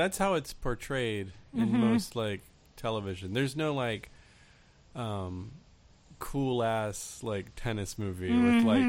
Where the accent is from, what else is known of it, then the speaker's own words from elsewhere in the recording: Florida, United States; I grew up in Florida